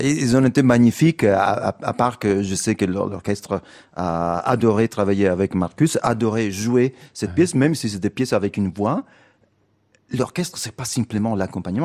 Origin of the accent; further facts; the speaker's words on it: Italy; French is a second language; also born or lived in London, United Kingdom; now in Paris, France; ça fait longtemps que je n'habite plus en, Italie. Je suis un Italien en exil